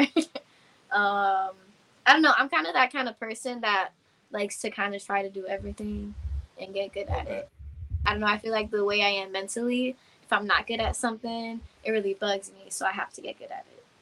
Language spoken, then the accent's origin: English; Yauco, Puerto Rico; I'm from Yauco, Puerto Rico